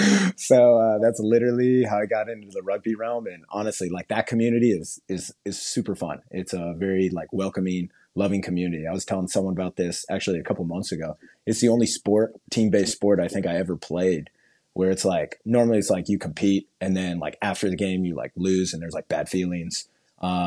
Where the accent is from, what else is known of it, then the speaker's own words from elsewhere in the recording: Garden Grove, California, United States; moved away as an adult; also born or lived in Long Beach, California / Anaheim, California / New York; I was born in Long Beach and then I went grew up basically in Garden Grove